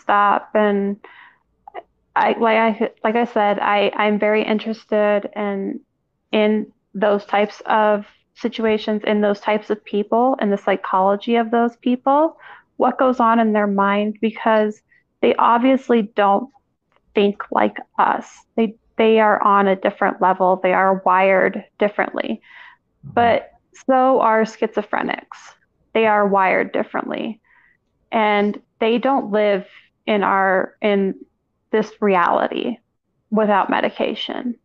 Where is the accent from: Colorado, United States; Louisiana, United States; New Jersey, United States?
Colorado, United States; I'm born and raised in Colorado